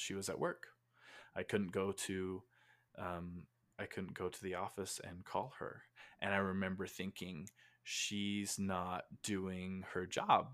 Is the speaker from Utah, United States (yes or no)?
yes; Utah, United States; I was born and raised in Utah, in the United States